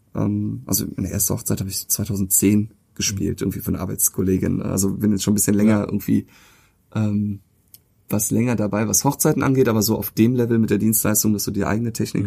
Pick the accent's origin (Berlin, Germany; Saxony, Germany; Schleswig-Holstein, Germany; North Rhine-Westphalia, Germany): North Rhine-Westphalia, Germany; Cologne; Ich bin ja auch hier in der Gegend groß geworden